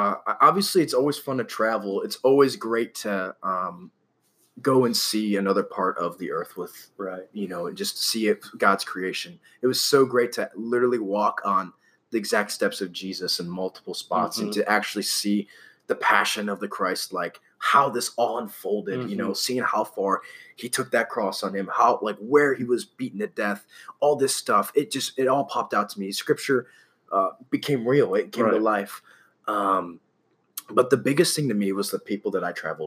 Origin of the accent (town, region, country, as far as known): Ohio, United States